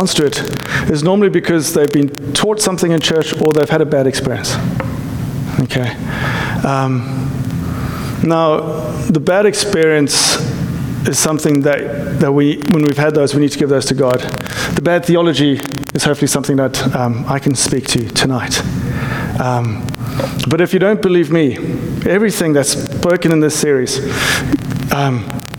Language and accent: English; South Africa; now in United States; I'm South African